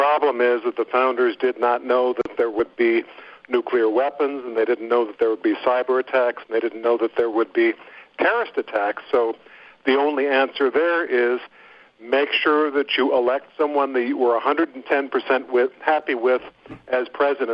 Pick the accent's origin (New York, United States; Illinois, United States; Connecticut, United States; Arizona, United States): Illinois, United States; I grew up in Illinois